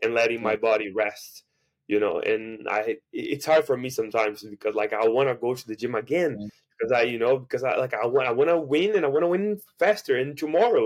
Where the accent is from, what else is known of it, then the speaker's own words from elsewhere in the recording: Brazil; first language Portuguese; English is a second language; now in United States; I'm from Brazil, I speak Portuguese